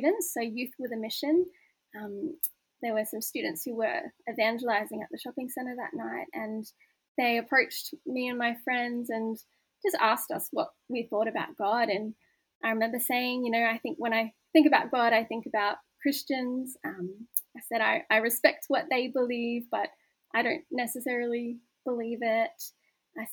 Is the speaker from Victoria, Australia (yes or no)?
no; Newcastle, New South Wales, Australia; I grew up in Newcastle